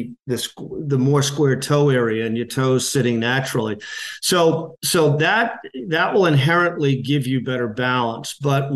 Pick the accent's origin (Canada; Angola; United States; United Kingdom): United States; Massachusetts; now in New Hampshire, United States; I'm originally from Massachusetts. I live in New Hampshire now